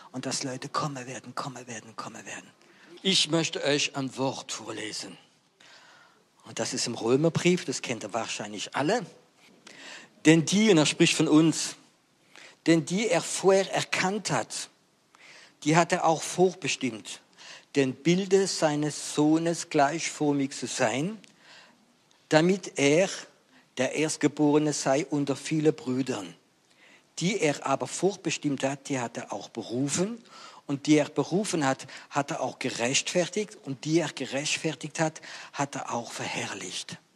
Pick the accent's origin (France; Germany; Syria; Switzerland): France; German is a second language; Ihr wisst ja, ich bin Franzose und ich liebe die deutsche Sprache, aber es gibt einige Worte auf Französisch, die sind schöner wie Deutsch.